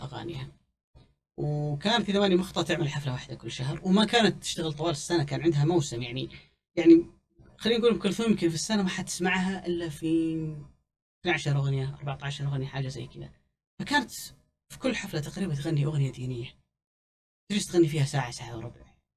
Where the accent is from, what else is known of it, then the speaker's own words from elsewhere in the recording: Saudi Arabia; عندنا في السعودية